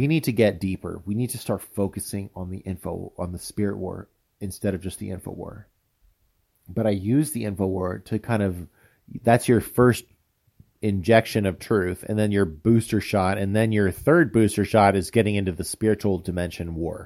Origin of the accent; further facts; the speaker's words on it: United States; moved away as an adult; also born or lived in Taipei, Taiwan; I'm a fat American